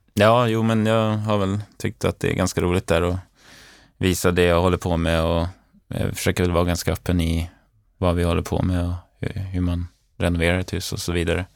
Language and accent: Swedish; Umeå, Västerbotten County, Sweden; moved away as an adult; now in Stockholm, Sweden; Sen flyttade jag till Stockholm, jag kommer från Umeå från början